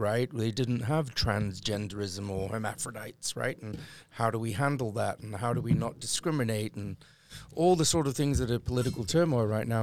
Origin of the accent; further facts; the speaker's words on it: United Kingdom; now in United States; as a Brit